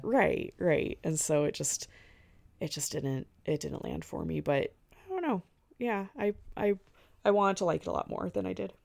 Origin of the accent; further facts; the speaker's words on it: the American West, United States; I'm from the West